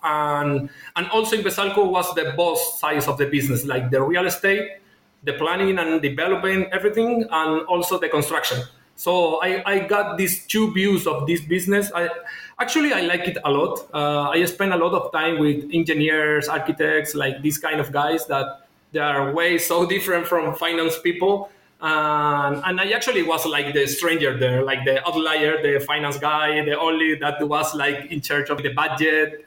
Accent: Chile; moved away as an adult; now in Singapore; I am from Chile, from South America. And I study uh, business administrator back in Chile

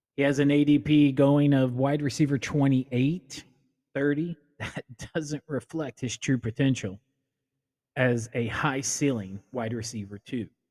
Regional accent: Indiana, United States; I am from Indiana. I'm a homer.

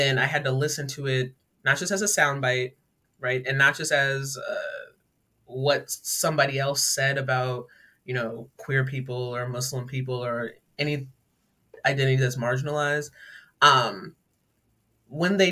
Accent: Laurel, Maryland, United States; I grew up in Laurel, Maryland, a pretty diverse community

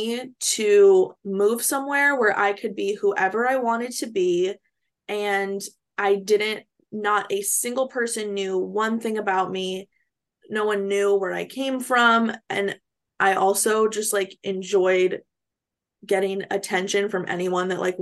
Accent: California, United States; moved away as an adult; also born or lived in West Virginia; I'm from California

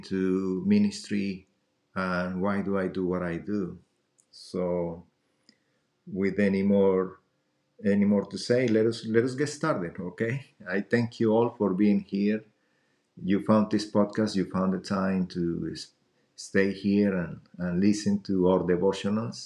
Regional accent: Colombia; now in United States; I'm originally from Colombia

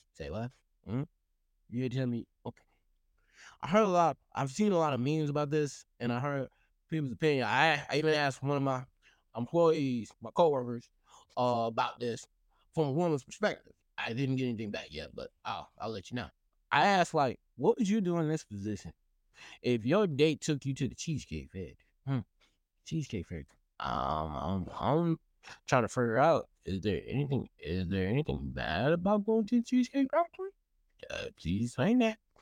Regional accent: Texas, United States; I'm from Texas

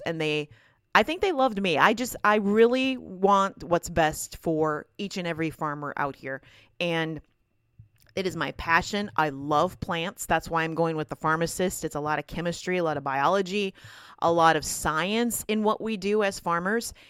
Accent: Minnesota, United States; I am from Minnesota

